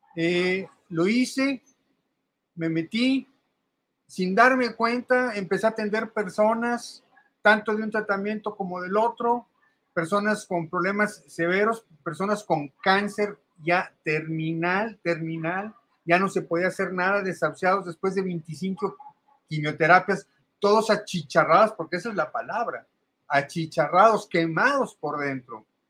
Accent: Mexico; soy mexicano de nacimiento, pero de origen árabe eh, soy segunda generación así aquí en México

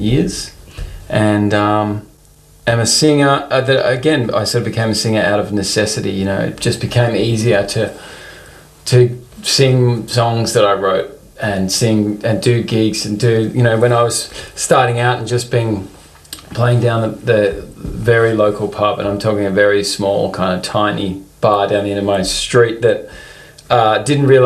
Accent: Melbourne, Victoria, Australia; also born or lived in London; originally from Melbourne, Australia, and have been, you know, spent the majority of my life living here

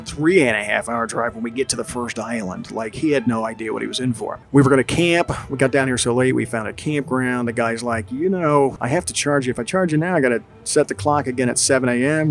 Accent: New Jersey, United States; moved away as an adult; also born or lived in Gainesville, Florida; I grew up in South Jersey

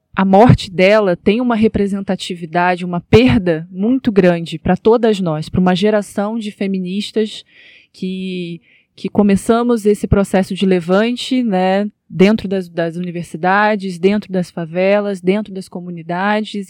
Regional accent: Rio de Janeiro, Brazil; Eu venho, né, da, da zona norte do Rio de Janeiro

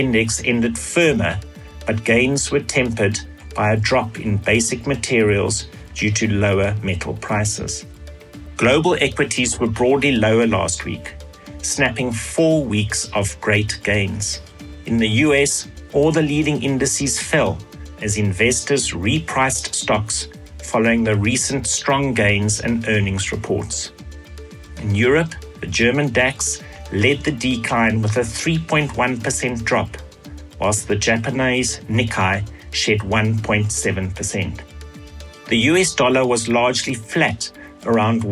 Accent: South Africa; our country

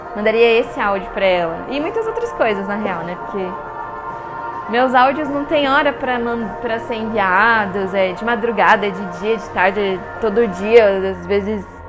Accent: Guarulhos, São Paulo, Brazil; accent: paulistano; also born or lived in Taubaté; nasci em Guarulhos

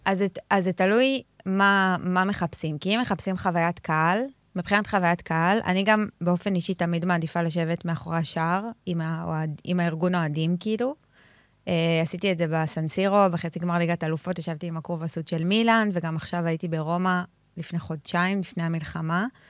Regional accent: Jerusalem, Jerusalem District, Israel; גדלתי בבית של כדורגל. כאילו, אני באה מבית שכשנוסעים ביום שבת באוטו יש שירים ושערים, אין דבר שמשודר ביום אה, שבת בטלוויזיה שהוא לא כדורגל. אני ירושלמית

